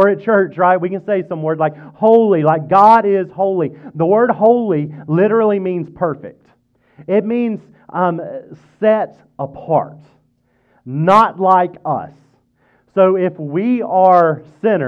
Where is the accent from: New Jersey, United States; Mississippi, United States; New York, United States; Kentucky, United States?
Mississippi, United States; now in Fredericksburg, United States; I grew up in Mississippi